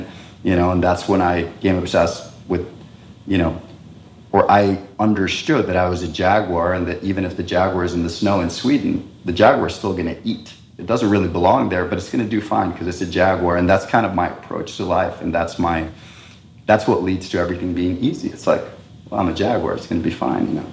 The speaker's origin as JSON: {"language": "English", "country": "Costa Rica", "tie": "born or raised there", "first_language": "Spanish", "second_language": "English", "said": "since 1980, that's where our base was. And so I grew up speaking Spanish as my mother tongue"}